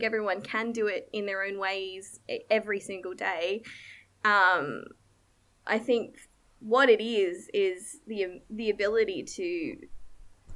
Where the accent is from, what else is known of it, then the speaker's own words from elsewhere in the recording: Australia; I am Thai Australian